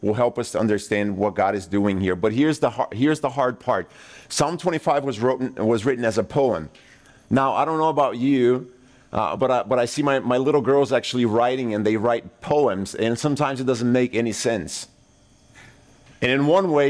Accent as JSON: {"language": "English", "country": "Brazil", "tie": "born or raised there", "moved": "yes", "said": "I grew up in Brazil"}